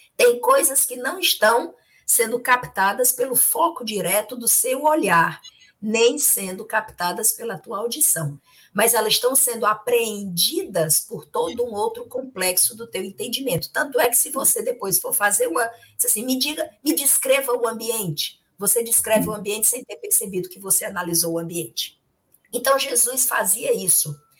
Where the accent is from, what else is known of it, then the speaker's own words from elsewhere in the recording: Itapajé, Ceará, Brazil; quando eu era criança pequena, lá em Tapajé